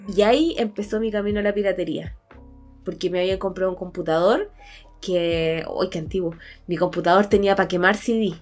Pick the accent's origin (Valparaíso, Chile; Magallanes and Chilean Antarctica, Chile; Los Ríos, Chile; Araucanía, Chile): Araucanía, Chile; Temuco; moved away; ahí en mi pueblo, la misa del alba era a las 6 de la mañana en el cerro, en el cerro Ñelol